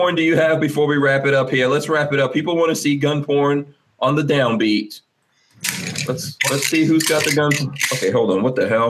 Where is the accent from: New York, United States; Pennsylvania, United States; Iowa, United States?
New York, United States; New York City; when I was a kid growing up in Far Rockaway